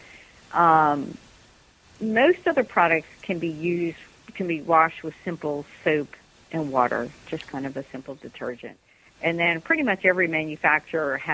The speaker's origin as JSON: {"language": "English", "country": "United States", "said": "as an American"}